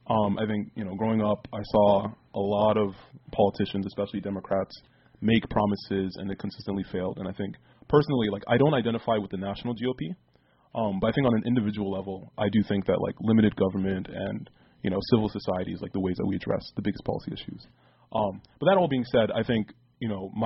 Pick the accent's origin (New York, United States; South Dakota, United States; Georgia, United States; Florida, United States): New York, United States; I'm from New York.